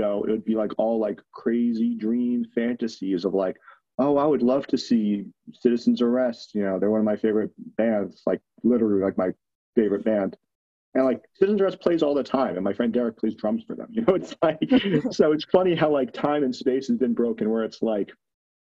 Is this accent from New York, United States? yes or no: yes; New York, United States; growing up in New York